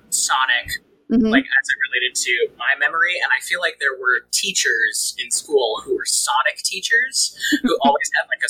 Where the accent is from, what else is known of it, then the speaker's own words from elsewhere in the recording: Southlake, Texas, United States; I'm from South Lake.